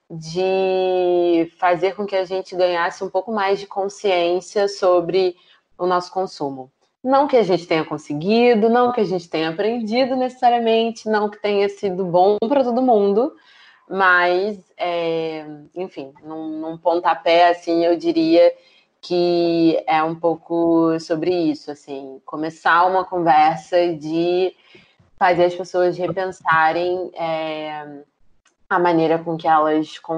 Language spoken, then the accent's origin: Portuguese; Rio de Janeiro, Brazil; born there; É, a gente nasceu no Rio de Janeiro